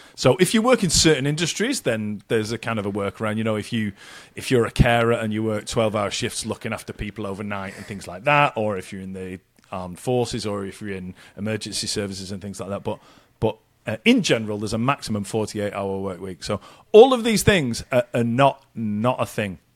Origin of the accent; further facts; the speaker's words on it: United Kingdom; us being British